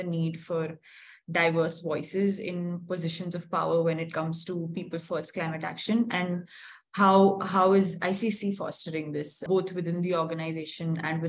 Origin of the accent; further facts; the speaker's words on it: Mumbai, Maharashtra, India; So I'm from Mumbai